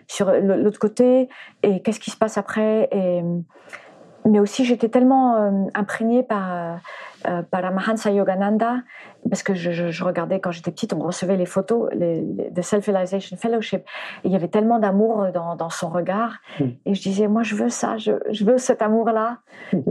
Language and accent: French; France; French is a second language; also born or lived in United States / Spain; j'étais américaine quand je suis arrivée en France. Donc je, déjà je parlais pas français et j'ai commencé à aller à l'école. Je sais plus à quel âge on va à l'école, mais j'avais 4 ans quand on est arrivé